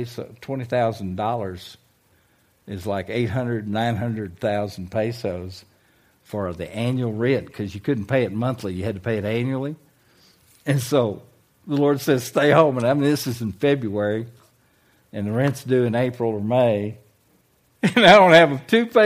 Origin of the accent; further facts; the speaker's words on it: United States; moved away as an adult; also born or lived in Manila, Philippines; I was an American.